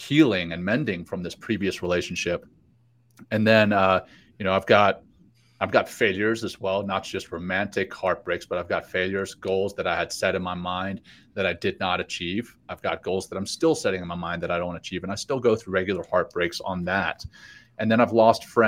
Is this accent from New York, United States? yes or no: no; Louisiana, United States; moved away; my hometown in Louisiana